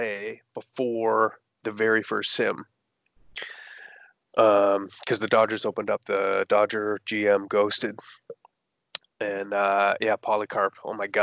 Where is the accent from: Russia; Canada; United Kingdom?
Canada; Toronto, Ontario; we're both from Toronto